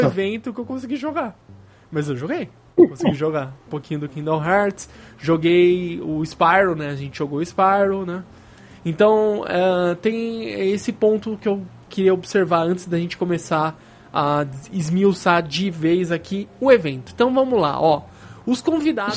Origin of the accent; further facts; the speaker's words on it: São Paulo, Brazil; Nós somos de São Paulo, a gente mora relativamente perto do evento